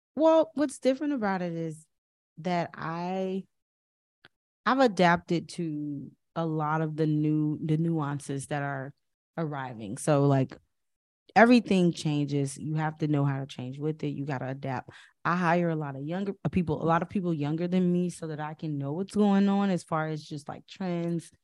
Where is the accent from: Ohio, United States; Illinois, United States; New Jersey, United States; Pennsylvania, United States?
Illinois, United States; Chicago; I also was from the West Side